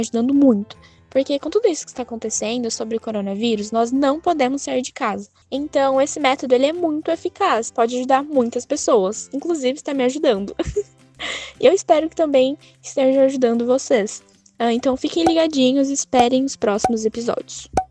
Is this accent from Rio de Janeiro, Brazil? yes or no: no; Guariba, São Paulo, Brazil; sou de Guariba